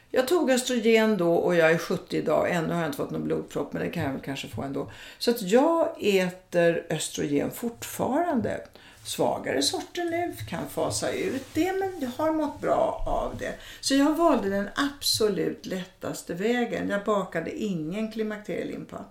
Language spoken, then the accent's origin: Swedish; Italy; moved away; jag är från Italien